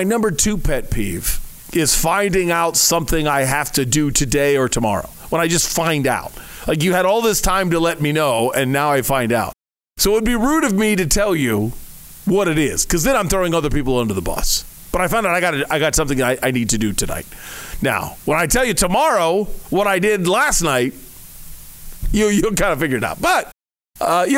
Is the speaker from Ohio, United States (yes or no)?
yes; Ohio, United States; now in Arizona, United States; I'm from Ohio